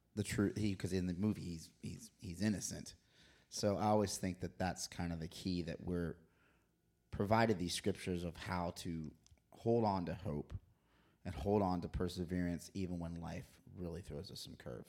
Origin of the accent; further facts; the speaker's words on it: Florida, United States; growing up in Florida